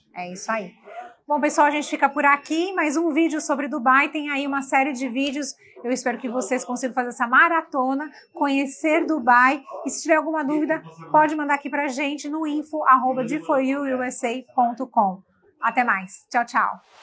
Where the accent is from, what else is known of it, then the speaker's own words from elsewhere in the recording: Brazil; moved away; como brasileiros que imigram